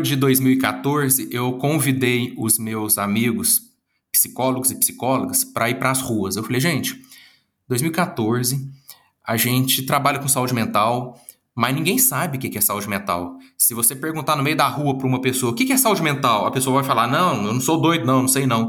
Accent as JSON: {"language": "Portuguese", "region": "Minas Gerais", "country": "Brazil", "accent": "Minas Gerais (mineiro)", "said": "esse sotaque de Minas Gerais e eu já tô achando, assim, bastante legal eu ter esse sotaque"}